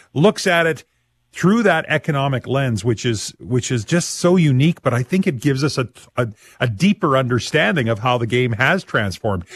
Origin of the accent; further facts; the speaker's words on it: Saskatchewan, Canada; I'm very proud to say I'm from Saskatchewan